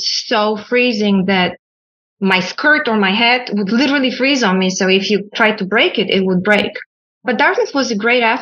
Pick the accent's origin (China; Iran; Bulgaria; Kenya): Bulgaria; Sofia, Sofia City; English is a second language; now in New York City, United States; I was born in Sofia, Bulgaria. You can probably tell there's an accent when I speak.